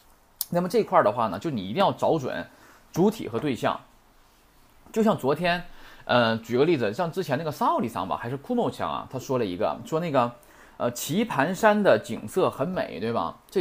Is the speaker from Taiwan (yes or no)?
no; China; 他的这个说话跟我们中国人这块儿啊说这句这种话的时候，是跟跟我们中文是完全不同的。